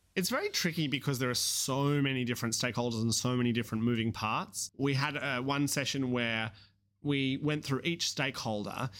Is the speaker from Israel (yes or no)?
no; Australia; accent: Australian; you can hear my Australian accent